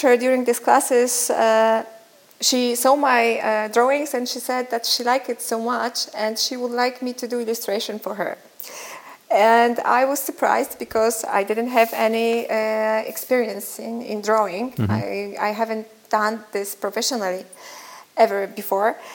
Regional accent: Szczecin, West Pomeranian Voivodeship, Poland; I'm from Szczecin in Poland.

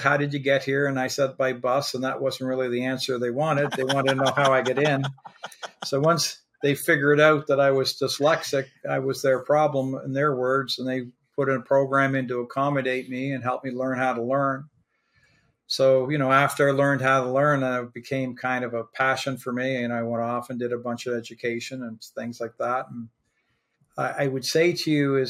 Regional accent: Prince Edward Island, Canada; moved away; also born or lived in Halifax, Nova Scotia / Wolfville, Nova Scotia; I was born in Halifax, spent a few years there. I was adopted, then moved to Prince Edward Island and spent most of my childhood at Prince Edward Island

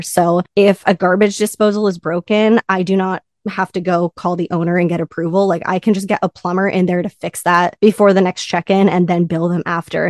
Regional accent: Southern California, United States; I'm from Southern California

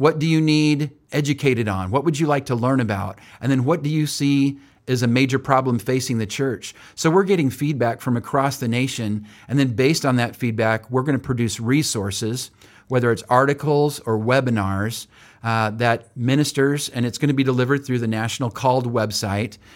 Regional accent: Oildale, California, United States; moved away as an adult; now in Springfield, United States; born and raised in Bakersfield, California, and actually not even Bakersfield, but Oildale, which is just north of Bakersfield

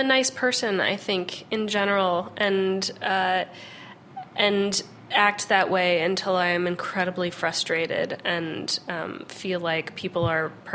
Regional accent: Los Angeles, California, United States; I grew up in Los Angeles, where you know, my whole childhood I spent going to farmers markets

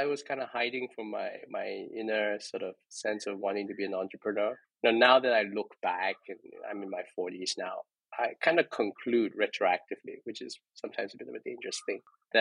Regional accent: Singapore; I grew up in Singapore. I'm Singaporean, very decidedly middle class

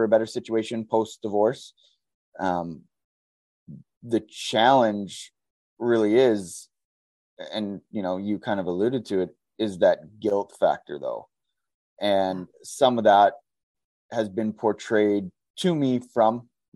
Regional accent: Southern Alberta, Canada; moved away as an adult; now in Edmonton, Canada; I'm from Southern Alberta

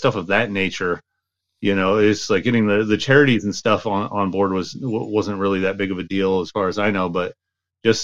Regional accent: Washington, United States; it's in my home state

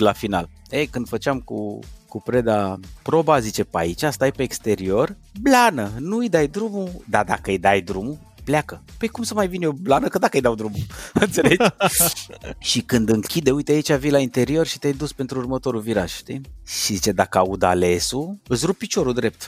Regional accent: Brașov, Brașov County, Romania; eu m-am născut în Brașov

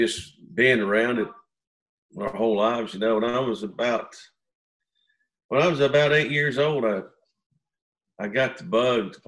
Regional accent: South Central Pennsylvania, United States; we grew up in South Central Pennsylvania

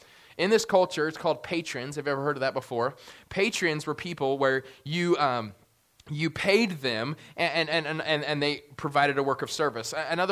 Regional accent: United States

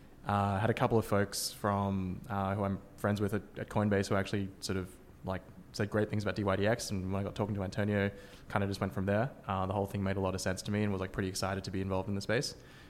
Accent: Australia; moved away as an adult; now in San Francisco, United States; I'm from Australia, you can probably tell from my accent

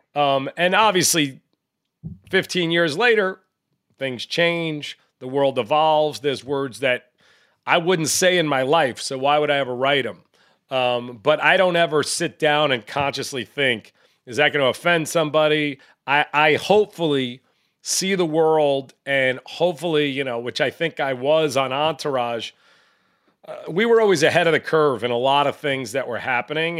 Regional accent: New York, United States; I grew up in New York

